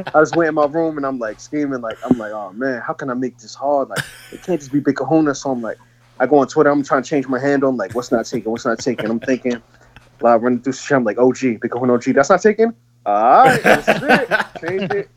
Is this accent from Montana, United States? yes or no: no; Buffalo, New York, United States; I'm from Buffalo